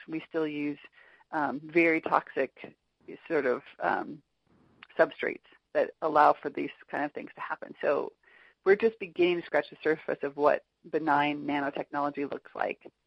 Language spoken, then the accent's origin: English; Orange County, Southern California, United States; I grew up in Orange County, which is Southern California near Los Angeles